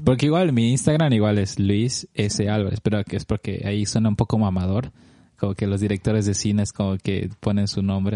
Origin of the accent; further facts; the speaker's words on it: Cochabamba, Bolivia; moved away as an adult; now in Los Angeles, United States; viajo más que, más que todo una vez al año a ver a mi familia, a mis amigos allá en Cochabamba